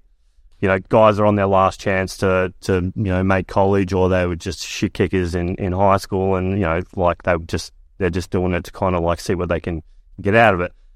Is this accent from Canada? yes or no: no; Perth, Western Australia, Australia; also born or lived in Kalgoorlie; moved to Perth, Morley, a Morley boy the rest of my life